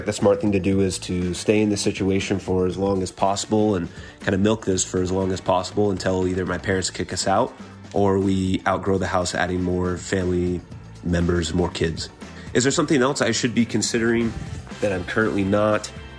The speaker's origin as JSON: {"language": "English", "town": "Seattle", "region": "Washington", "country": "United States", "moved": "yes", "lives_now": "Northern Arizona, United States", "said": "I currently live in Northern Arizona. However, I'm originally from Seattle. I'm very lucky to be currently living in my parents' house that they built for retirement."}